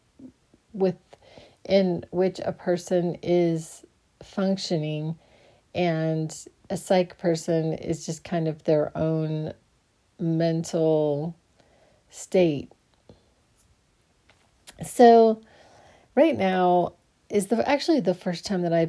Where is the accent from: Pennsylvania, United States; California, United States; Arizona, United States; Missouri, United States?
Arizona, United States; Phoenix; I grew up in Phoenix. So I grew up in Phoenix, Arizona.